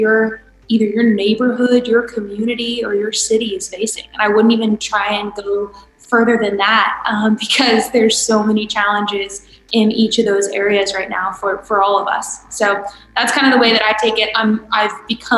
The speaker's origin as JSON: {"language": "English", "region": "California", "country": "United States", "tie": "born or raised there", "moved": "yes", "lives_now": "Georgia, United States", "said": "my home state of California"}